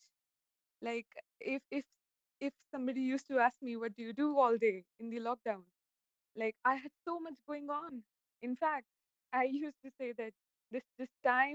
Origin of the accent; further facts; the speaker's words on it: Jaipur, Rajasthan, India; I'm from Jaipur.